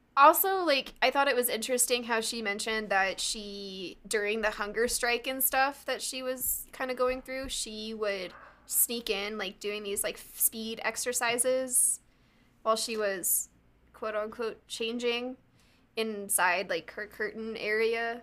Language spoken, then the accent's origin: English; United States; I'm American